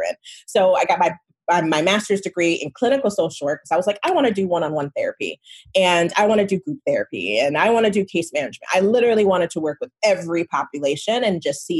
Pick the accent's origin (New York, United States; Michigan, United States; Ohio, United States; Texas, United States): Michigan, United States; moved away as an adult; also born or lived in Nigeria; now in California, United States; I grew up in Michigan. I grew up in the United States, but I was born in Nigeria.